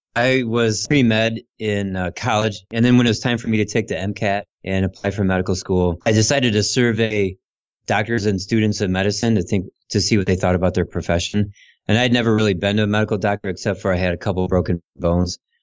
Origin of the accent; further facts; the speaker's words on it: Ohio, United States; moved away as an adult; also born or lived in Illinois / Ann Arbor, Michigan; I moved from Illinois back to Ohio, mm-hmm. and I lived with my sister